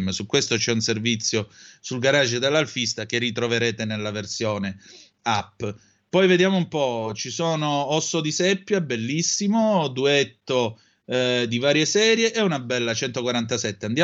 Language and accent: Italian; Italy; per me sono più italiani e più fratelli d'Italia di tutti noi che siamo nati e cresciuti in Italia.